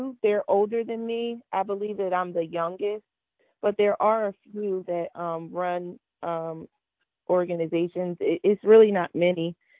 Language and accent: English; New Jersey, United States; also born or lived in France; dad played professional basketball overseas, stayed there for a few years, and then came to New Jersey. So most of my time was spent in the South Jersey area. And so that's where I grew up.